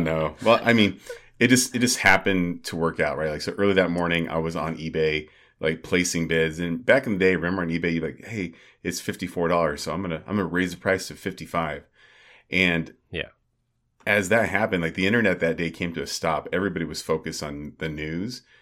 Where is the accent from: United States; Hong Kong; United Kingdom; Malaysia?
United States; Arizona; born or raised there; moved away